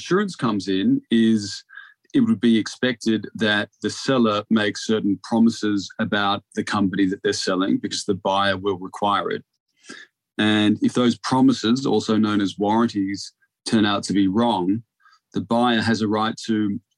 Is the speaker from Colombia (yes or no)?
no; Australia; moved away as an adult; now in London, United Kingdom; my accent, although it's 10 years old now, being in the UK for that long, I'm Australian